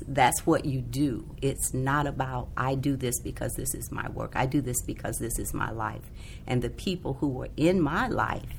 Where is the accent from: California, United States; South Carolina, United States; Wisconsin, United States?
South Carolina, United States; I grew up in South Carolina